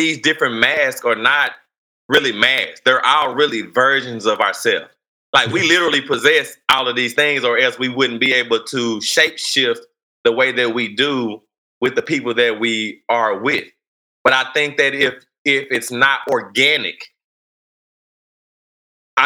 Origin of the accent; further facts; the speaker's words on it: Fort Worth, Texas, United States; I grew up in Fort Worth